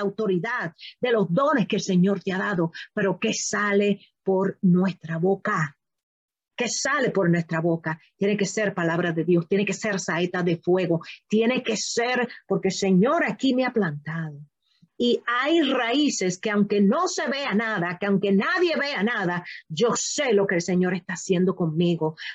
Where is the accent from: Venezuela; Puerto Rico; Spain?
Puerto Rico; yo soy puertorriqueña